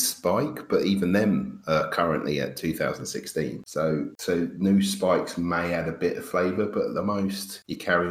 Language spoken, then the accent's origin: English; London, United Kingdom; moved away; I'm from London, so being so packed, there was always at least three or four gaming clubs that I could have gone to in where I was from in Enfield